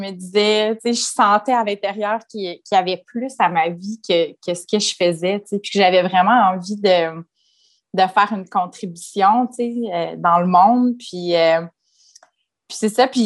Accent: Quebec City, Quebec, Canada; also born or lived in Sherbrooke; Moi, je suis née à Sherbrooke, j'ai déménagé à Québec euh, quand j'avais 5-6 ans avec ma famille, bien entendu. Puis, on a déménagé vraiment beaucoup dans notre vie.

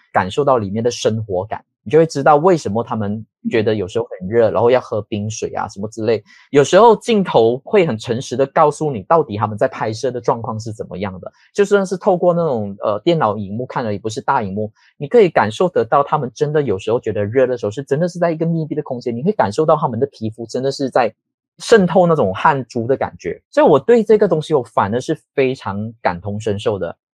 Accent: a small fishing village in Perak, Malaysia; now in Kuala Lumpur, Malaysia; 我是一个在霹雳族的一个小渔村叫班代尔米斯的

